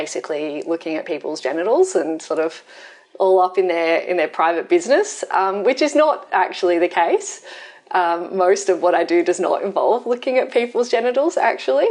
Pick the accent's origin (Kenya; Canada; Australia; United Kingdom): Australia; Wollongong, New South Wales; moved away as an adult; now in Sydney, Australia; I'm from Wollongong originally, and I love Wollongong, and I moved to Sydney so that I could continue working here